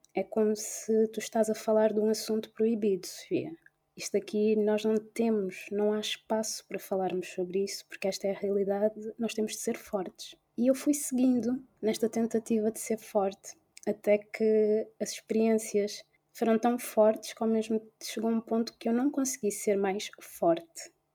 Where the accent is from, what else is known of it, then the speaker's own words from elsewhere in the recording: Portugal; nasci e cresci em Portugal mas que tem as origens em, na Guiné-Bissau